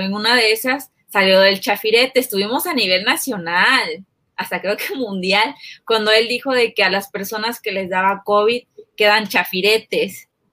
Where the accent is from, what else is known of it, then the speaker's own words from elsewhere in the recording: Chiapas, Mexico; yo soy de Chiapas, del Chiapas donde mandaron a tirar los drones